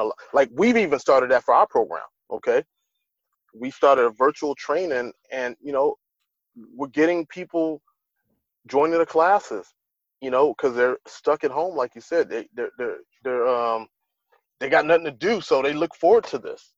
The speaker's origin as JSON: {"language": "English", "town": "Los Angeles", "region": "California", "country": "United States", "tie": "born or raised there", "said": "right here in my hometown"}